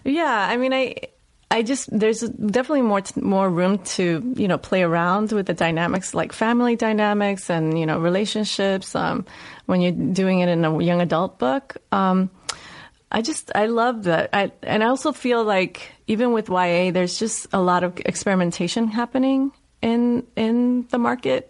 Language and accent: English; New York City, New York, United States; accent: Puerto Rican, New Yorkian Bronx dialect; moved away; I grew up in the South Bronx. I grew up in the housing projects, 183rd